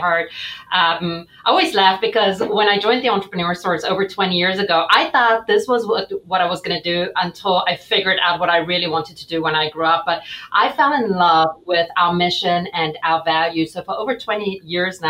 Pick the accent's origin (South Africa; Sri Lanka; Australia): South Africa; moved away as an adult; now in United States; I was born and raised in South Africa